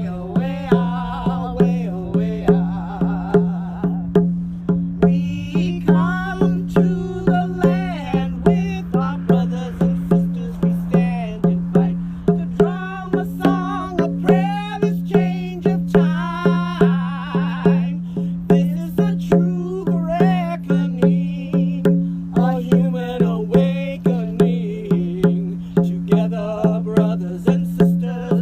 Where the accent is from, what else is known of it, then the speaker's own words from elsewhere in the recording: Cahokia, Illinois, United States; I'm from Cahokia.